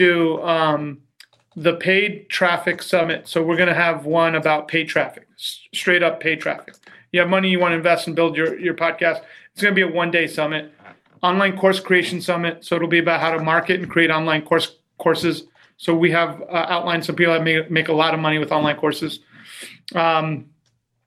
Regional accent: Long Island, New York, United States; I grew up in the Northeast, tri-state area, Long Island

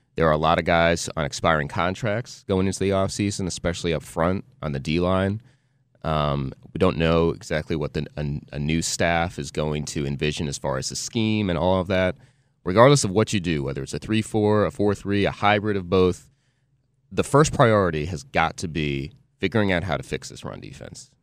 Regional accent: New Jersey, United States; growing up in Jersey

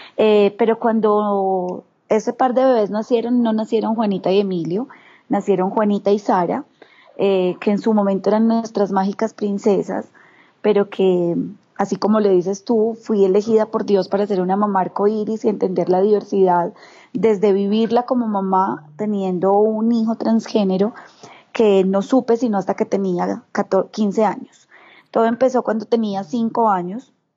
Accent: Bogotá, Colombia; also born or lived in Medellín; now in Chía, Colombia; nací en Bogotá, pero he sido, pues tengo familia completamente caldense.

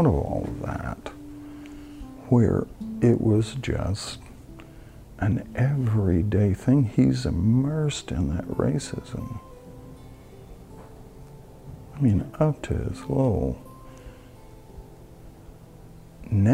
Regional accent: Tennessee, United States; moved away; I'm from Tennessee originally. My grandfather had a cotton farm that I worked on growing up

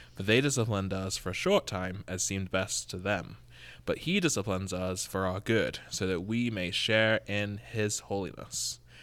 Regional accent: England, United Kingdom; now in Oroville, United States; I am from England

